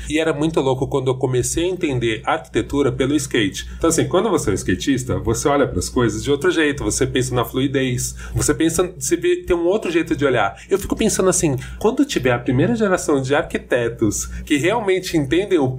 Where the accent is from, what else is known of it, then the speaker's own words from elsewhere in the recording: São Paulo, Brazil; Eu sou muito paulistano